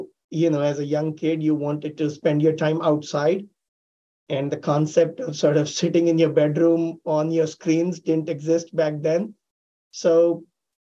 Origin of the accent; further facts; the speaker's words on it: Delhi, India; moved away as an adult; I grew up in India, Delhi, which is the capital